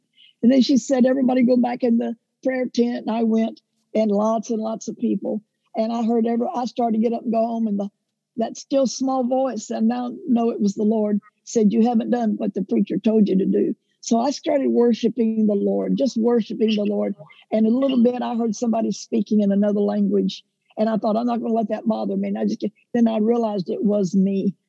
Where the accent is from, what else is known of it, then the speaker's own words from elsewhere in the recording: Houston, Texas, United States; Yes, I was. I love Texas. You know, you can take a Texan out of Texas, but you can't take Texas out of them.